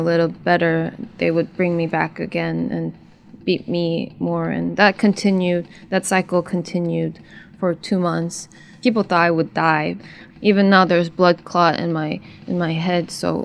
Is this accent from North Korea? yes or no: yes; North Korea; born or raised there; moved away as an adult